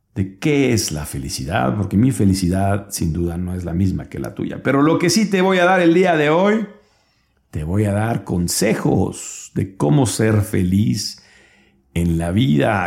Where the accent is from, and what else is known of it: Mexico